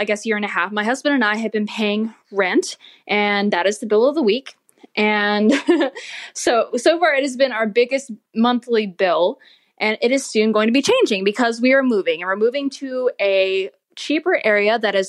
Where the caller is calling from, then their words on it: Virginia, United States; I'm from Virginia.